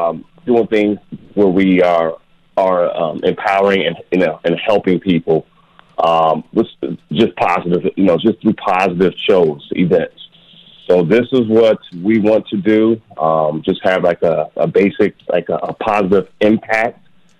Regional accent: Dayton, Ohio, United States; now in Las Vegas, United States; I'm actually from Dayton, Ohio, but I live in Las Vegas, Nevada.

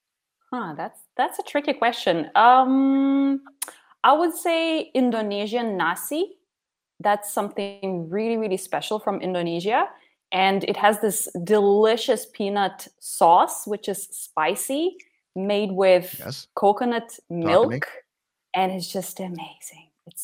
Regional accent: Lithuania; born there; So I was born in 1989 in Soviet Union. And 1 month later, the Berlin Wall fell, and basically Soviet Union started collapsing. And Lithuania became independent about 4 or 5 months after I was born.

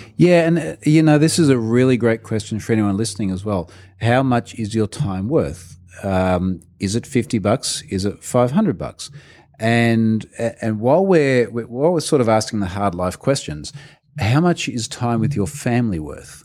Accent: Australia; as the Australian

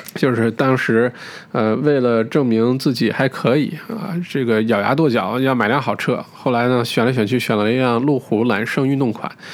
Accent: China

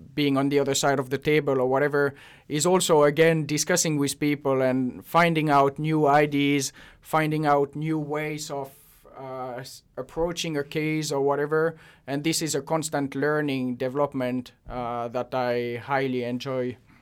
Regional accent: Switzerland; moved away as an adult; also born or lived in Basel; now in Finland; I'm originally from Switzerland and uh, moved to Finland about five years ago now.

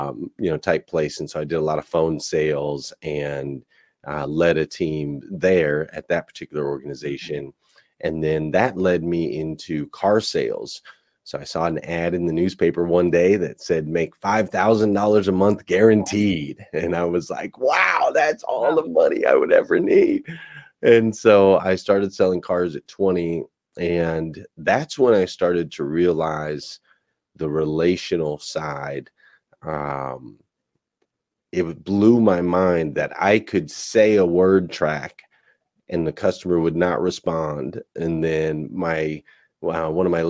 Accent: Flagstaff, Arizona, United States; I grew up in Flagstaff, Arizona.

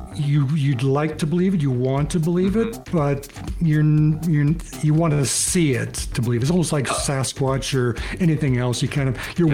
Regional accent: Kenora, Saskatchewan, Canada; moved away as an adult; now in Calgary, Canada; I'm from Kenora, Saskatchewan, and I've been in Calgary since I left high school

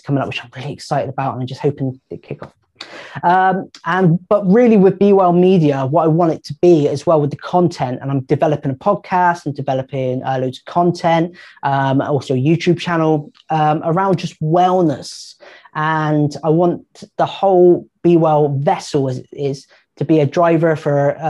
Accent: Bristol, South West England, United Kingdom; I'm from Bristol

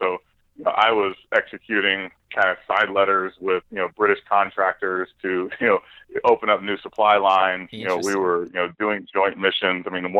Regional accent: Austin, Texas, United States; You're actually born and raised in Austin, Texas.

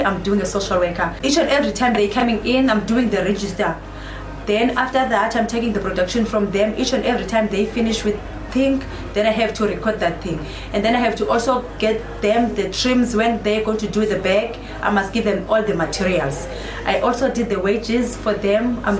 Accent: East London, Eastern Cape, South Africa; also born or lived in Khayelitsha, Cape Town; now in Cape Town, South Africa; I'm original from Eastern Cape, place called East London. I stayed at Kailicha, a place called Harare.

